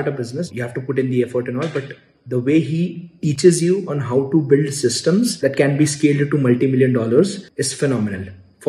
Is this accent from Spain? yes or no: no; India; I'm from India.